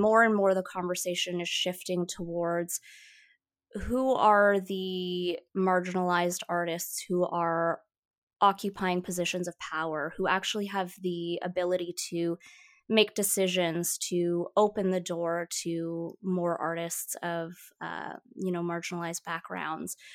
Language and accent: English; Toronto, Ontario, Canada; first language Mandarin; English is a second language; moved away as an adult; now in Vancouver, Canada; I was raised in Toronto